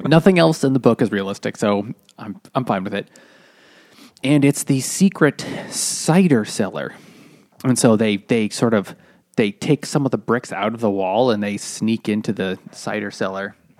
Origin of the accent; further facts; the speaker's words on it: New England, United States; growing up in New England